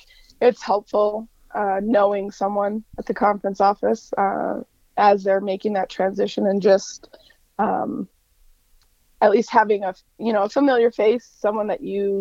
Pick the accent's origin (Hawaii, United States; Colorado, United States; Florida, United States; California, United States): Colorado, United States; Denver; moved away as an adult; also born or lived in Kearney, Nebraska; I grew up in Denver